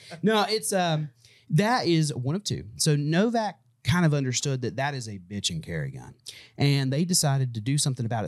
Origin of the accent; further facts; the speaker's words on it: United States; I'm American.